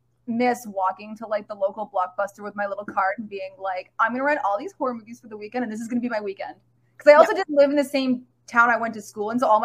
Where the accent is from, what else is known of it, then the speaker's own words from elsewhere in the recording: Toronto, Ontario, Canada; accent: valley accent; I'm from Toronto, Ontario